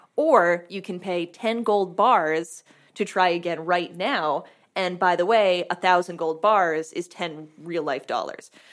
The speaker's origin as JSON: {"language": "English", "region": "Vermont", "country": "United States", "tie": "born or raised there", "said": "growing up in Vermont, everything's a half an hour commute."}